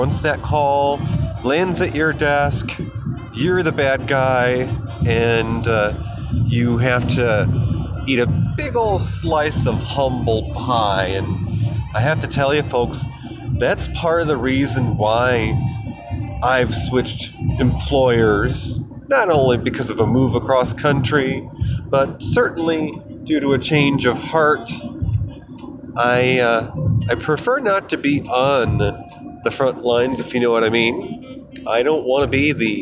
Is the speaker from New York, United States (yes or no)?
yes; New York, United States; moved away as an adult; also born or lived in Colorado; I moved across country back to my home state of New York from nearly a decade away, living in the centennial state of Colorado